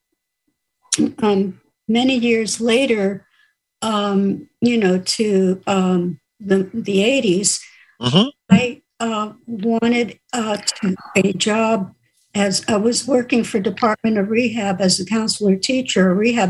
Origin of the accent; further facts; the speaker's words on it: New York City, New York, United States; moved away as an adult; also born or lived in Riverside, California / San Jose, California / Orange County, California; now in Santa Maria, United States; I grew up in New York City in the Bronx